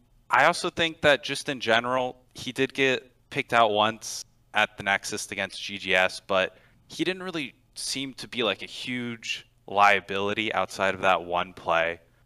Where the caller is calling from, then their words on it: Houston, Texas, United States; Houston, Texas.